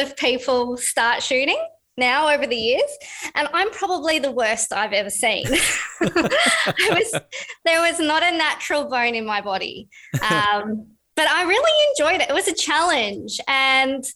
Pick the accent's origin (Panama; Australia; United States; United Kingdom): Australia; Busselton, Western Australia; I grew up down in Busselton, which was in the southwest of Western Australia